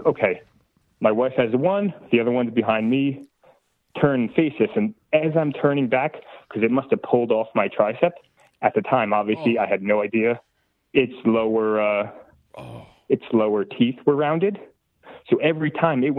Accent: New Jersey, United States; I'm from New Jersey

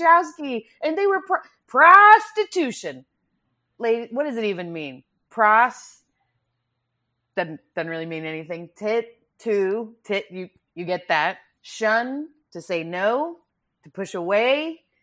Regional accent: Grand Prairie, Texas, United States; I'm from Grand Prairie, Texas

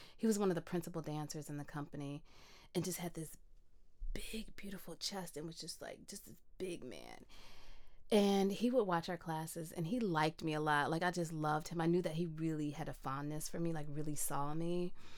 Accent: Midwest, United States; moved away; I grew up in the Midwest

